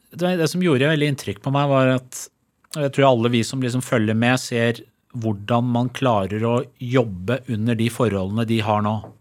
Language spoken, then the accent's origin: Norwegian; Skotselv, Buskerud, Norway; also born or lived in Tehran, Iran; jeg vokste opp i Skotselva, liksom på bygda, litt utafor Drammen